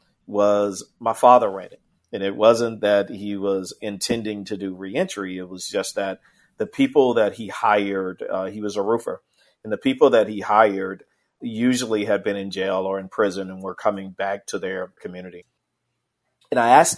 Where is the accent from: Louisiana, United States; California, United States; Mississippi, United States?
Mississippi, United States; Indianola; I was born and raised in the Mississippi Delta